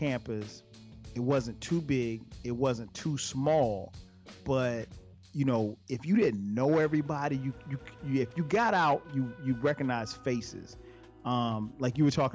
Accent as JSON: {"language": "English", "town": "Florence", "region": "South Carolina", "country": "United States", "tie": "born or raised there", "said": "I remember just growing up in Florence"}